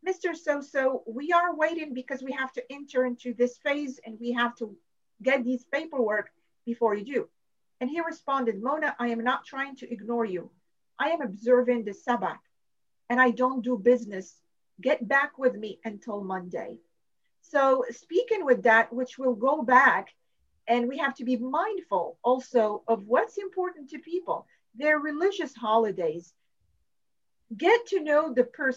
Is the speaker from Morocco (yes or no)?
yes; Morocco; now in United States; I am from Morocco.